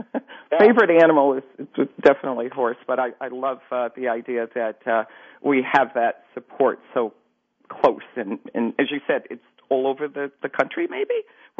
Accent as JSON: {"language": "English", "country": "United States", "said": "I know that United States, as an American, it's an amazing country, the richest country in the world"}